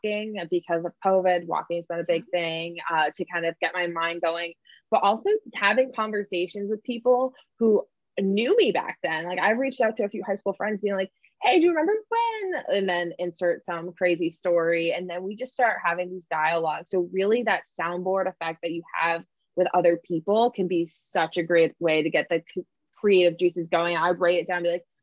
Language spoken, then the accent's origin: English; New England, United States; I'm from New England